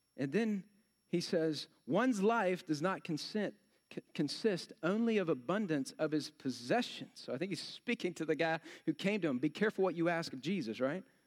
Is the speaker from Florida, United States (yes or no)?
no; Texas, United States; I'm from Texas